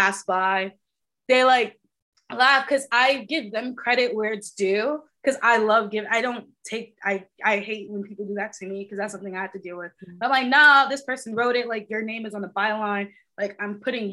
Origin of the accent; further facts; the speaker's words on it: New York City, New York, United States; also born or lived in Bronx, New York; I grew up in Queens, New York